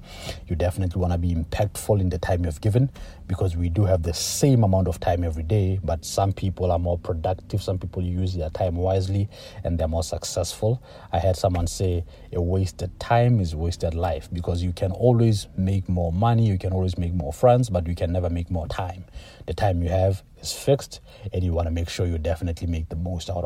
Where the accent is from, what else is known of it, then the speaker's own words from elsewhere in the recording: Lesotho; moved away as an adult; also born or lived in Toronto, Canada; now in Canada; I was born in Lesotho, that's in Southern Africa. I came to Canada for university